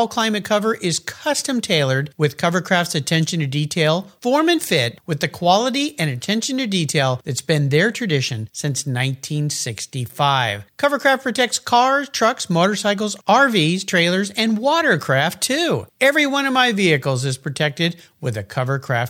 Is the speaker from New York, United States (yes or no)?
no; Southern California, United States; I grew up in Southern California, very different culture